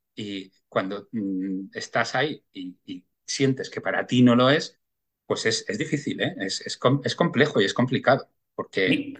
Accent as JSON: {"language": "Spanish", "town": "Bilbao", "region": "Basque Country", "country": "Spain", "tie": "born or raised there", "said": "yo nací en Bilbao y, bueno, en mi infancia pues fue además en una época en la cual eh, pues Bilbao era, era muy industrial, gris"}